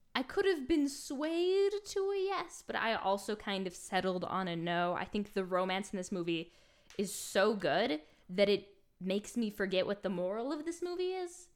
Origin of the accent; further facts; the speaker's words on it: New York, United States; I grew up in New York, not New York City